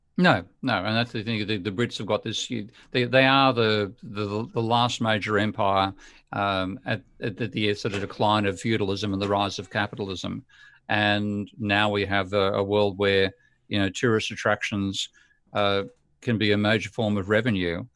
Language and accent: English; Australia; as an Aussie